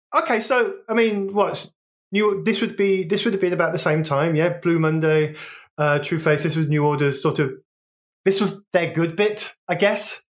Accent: Wolverhampton, West Midlands, United Kingdom; moved away as an adult; also born or lived in London / Brighton; growing up in Wolverhampton

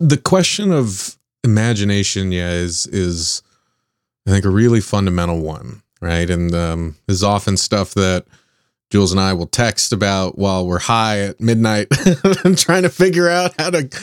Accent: Southern California, United States; I grew up in Southern California

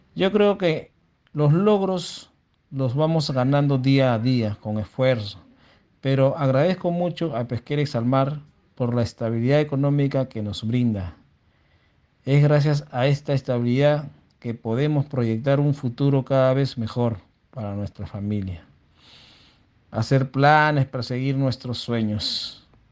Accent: Chancay, Lima, Peru; Yo nací en Chancay hace 45 años

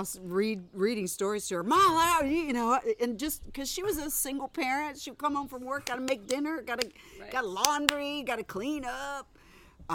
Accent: Midwest, United States; moved away as an adult; also born or lived in Cleveland, Ohio / Fort Wayne, Indiana / Big Rapids, Michigan; now in California, United States; I grew up in the Midwest. I am a product of the Midwest. Born in Ohio, moved to Fort Wayne, Indiana, all the garden spots, you know, Cleveland, Fort Wayne, and then and then Big Rapids, Michigan, where I went to high school and college

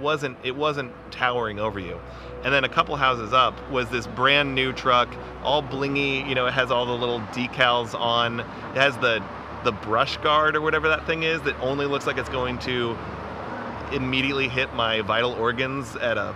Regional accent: Lincoln, Nebraska, United States; now in Omaha, United States; I grew up in Lincoln

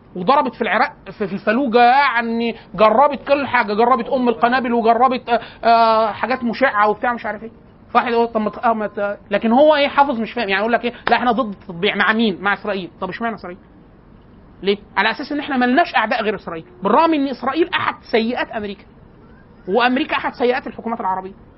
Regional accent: Upper Egypt, Egypt; وده بيتلبس حتى الان عندنا في الصعيد

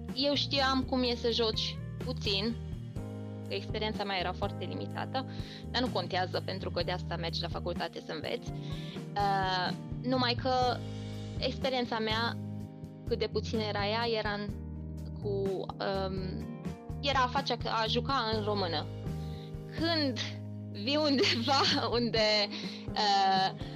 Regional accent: Romania; accent: Romanian; moved away as an adult; now in United Kingdom; accentul meu, românesc sau, mă rog, ce accent aveam

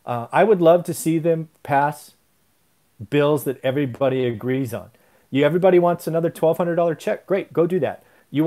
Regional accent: United States; And I'm a resident of that state, so I know what I'm saying. But I'm an American first

